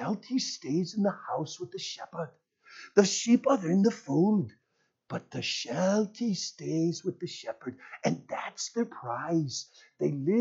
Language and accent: English; United States; I'm from America.